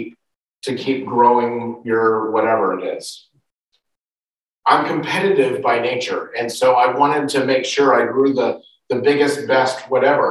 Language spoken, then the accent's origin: English; United States; moved away; in the United States, my home country